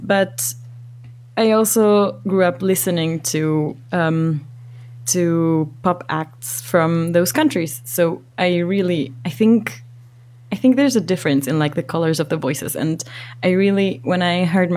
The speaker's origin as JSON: {"language": "English", "country": "Ecuador", "tie": "born or raised there", "said": "growing up in Ecuador"}